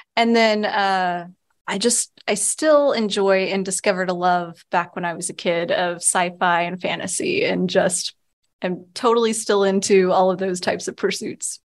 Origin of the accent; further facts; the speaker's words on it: Texas, United States; also born or lived in Louisiana / Pennsylvania / New York / Virginia; now in Vermont, United States; I grew up in Texas, so I'm a long way from, from my original home